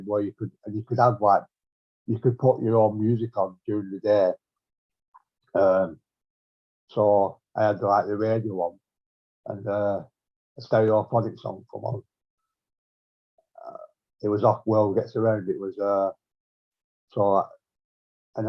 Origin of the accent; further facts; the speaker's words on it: Bolton, North West England, United Kingdom; now in Manchester, United Kingdom; Bolton, yeah, I'm from Bolton